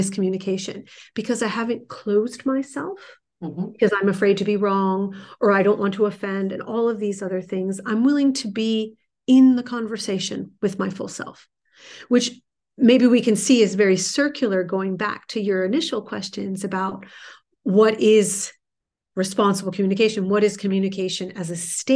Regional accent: New Jersey, United States; I'm from New Jersey. We speak a mile a minute.

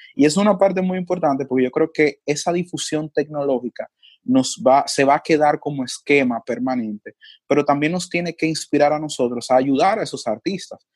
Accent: Dominican Republic; los rasgos que nos definen a nosotros como dominicanos

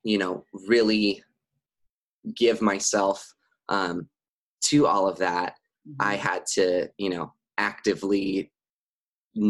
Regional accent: San Dimas, California, United States; I grew up in San Dimas, California, which is about 30 minutes out of Los Angeles

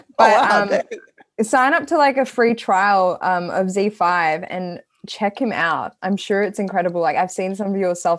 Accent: Sri Lanka; I'm not Indian, I'm Sri Lankan

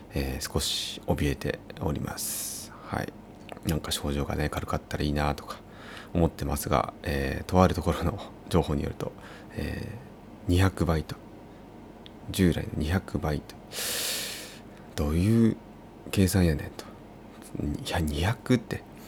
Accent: Uonuma, Niigata, Japan; moved away; 魚沼市私の出身が魚沼市なので

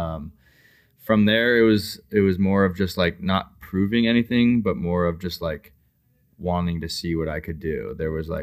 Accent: Colorado, United States; also born or lived in Arizona; when I was like 10, I moved to Colorado

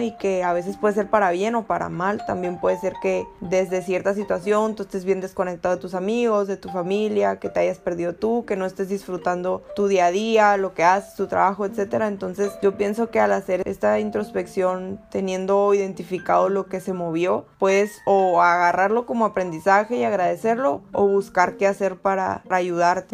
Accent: Mexico; las oportunidades que tenemos como mexicanos

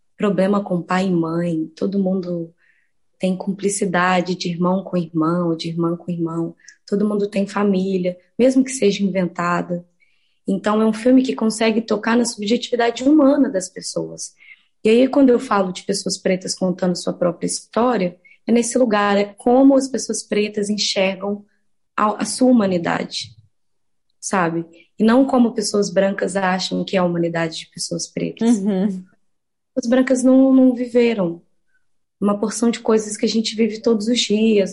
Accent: Santa Luzia, Minas Gerais, Brazil; also born or lived in Belo Horizonte; foi o lugar onde eu fui criada sobretudo Santa Luzia, assim, que é a minha comunidade

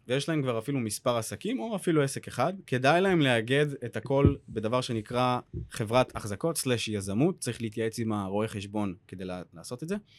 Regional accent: Or Akiva, Haifa District, Israel; now in Tel Aviv, Israel; במקור אני מאור עקיבא. הרבה אנשים לא יודעים שאני גם, אה, מגיע מהצפון, מפריפריה. אה, והיום אני גר בתל אביב

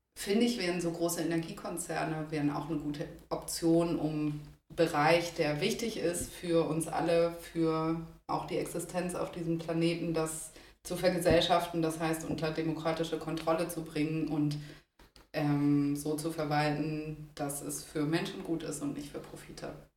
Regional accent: Copenhagen, Capital Region of Denmark, Denmark; moved away as an adult; also born or lived in Heidelberg, Germany; now in Berlin, Germany; aus Kopenhagen weg wollte, wo ich vorher gewohnt habe, wo ich auch aufgewachsen bin

